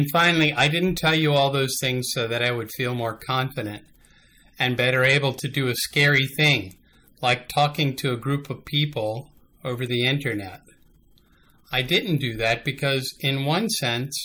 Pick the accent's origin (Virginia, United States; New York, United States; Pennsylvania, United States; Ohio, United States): Virginia, United States; Smithfield; moved away as an adult; also born or lived in Atlanta, Georgia / Charlottesville, Virginia; now in Williamsburg, United States; I grew up in Smithfield as a United Methodist, just about an hour away from here